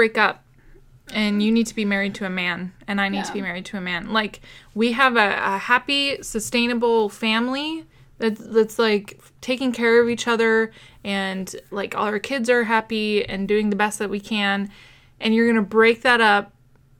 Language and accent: English; United States; growing up in the United States, in the 90s